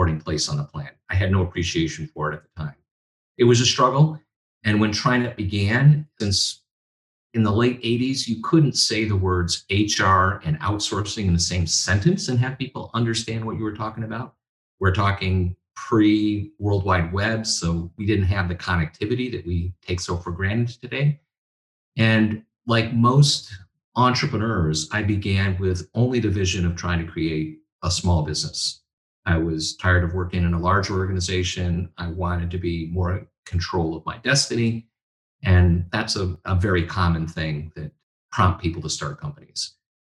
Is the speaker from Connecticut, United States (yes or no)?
no; Little Falls, New York, United States; moved away as an adult; also born or lived in Silicon Valley, California; I moved my family from Silicon Valley to my hometown in upstate New York